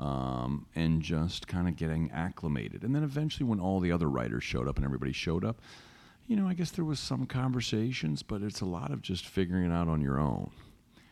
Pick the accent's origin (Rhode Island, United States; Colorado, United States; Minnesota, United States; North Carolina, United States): North Carolina, United States; now in New York, United States; Chick-fil-A, something I grew up with in North Carolina